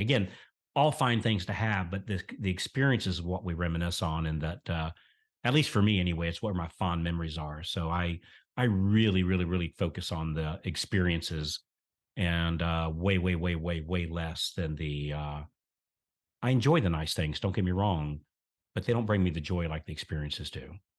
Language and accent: English; central Florida, United States; I was born here in the South in a very, very, very small, very rural town, uh, here in central Florida. And so we grew up on collards